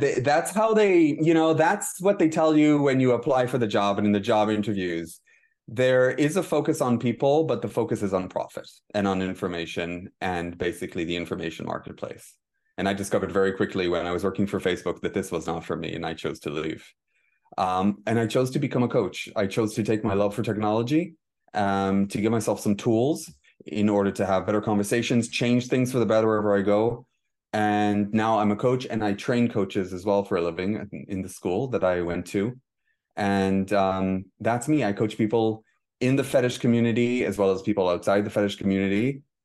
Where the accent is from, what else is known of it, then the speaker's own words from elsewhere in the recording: Israel; moved away as an adult; now in Dublin, Ireland; I spent the first twenty-six years of my life in Israel. I moved to, I officially moved to Dublin in two thousand and six.